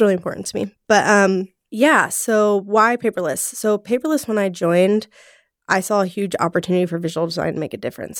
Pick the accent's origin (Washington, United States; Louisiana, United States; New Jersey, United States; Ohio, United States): Ohio, United States; Cincinnati; moved away as an adult; also born or lived in Los Angeles; I am from Cincinnati, Ohio.